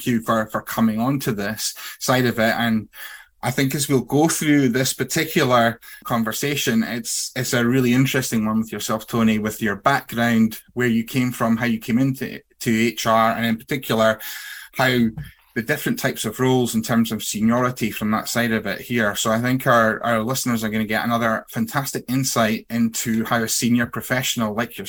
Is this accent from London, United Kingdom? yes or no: no; Aberdeen, Scotland, United Kingdom; myself, who was brought up in Aberdeen